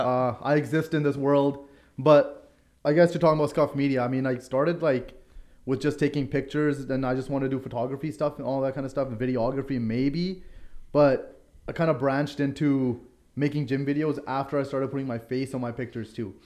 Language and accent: English; Lower Mainland, British Columbia, Canada; I'm a guy from Lower Mainland